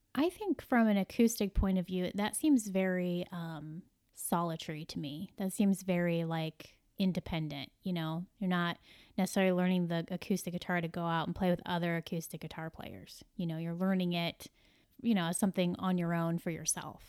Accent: Midwest, United States; I'm a Midwesterner

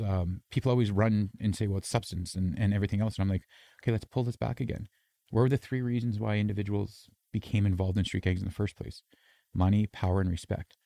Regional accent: Canada; I'm Canadian

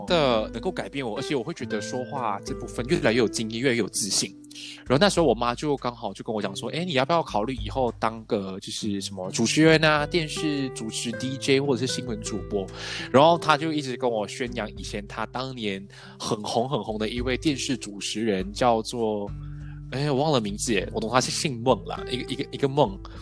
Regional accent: Port Dickson, Negeri Sembilan, Malaysia; moved away as an adult; also born or lived in Taiwan; 我是来自波德生的

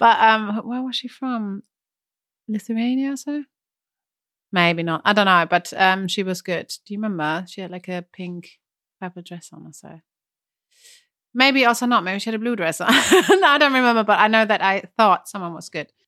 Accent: Germany; I'm German

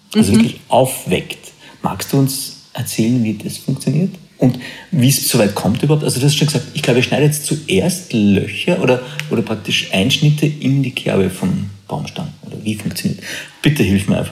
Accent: Austria; bei uns in Österreich

